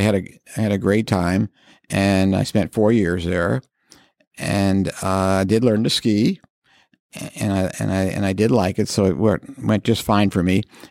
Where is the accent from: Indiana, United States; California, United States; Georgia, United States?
Indiana, United States; Indianapolis; moved away as an adult; also born or lived in Colorado / Carmel; Yes, I was born and raised in Indianapolis, and I didn't leave till it was time to go to college.